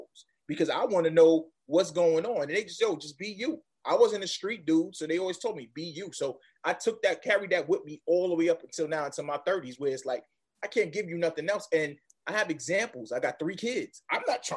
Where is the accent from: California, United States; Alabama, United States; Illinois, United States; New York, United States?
New York, United States; New York City; I'm from Brooklyn